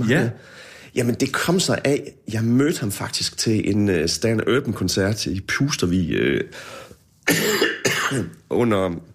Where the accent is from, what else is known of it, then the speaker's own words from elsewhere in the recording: Herning, Central Denmark Region, Denmark; now in Aarhus, Denmark; da jeg flyttede fra Herning til Aarhus, der troede jeg virkelig, nu skulle jeg til Storbyen